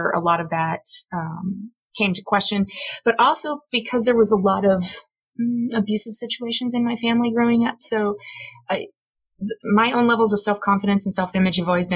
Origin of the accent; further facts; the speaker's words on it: Midwest, United States; I grew up in the Midwest